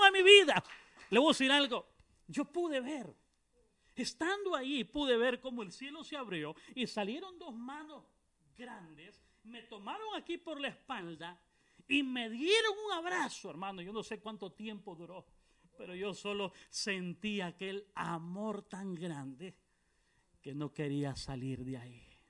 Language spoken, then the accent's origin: Spanish; Honduras; now in Guatemala; Vengo de, Guatemala, pero soy, eh, soy hondureño, alabado a Cristo Jesús, soy hondureño.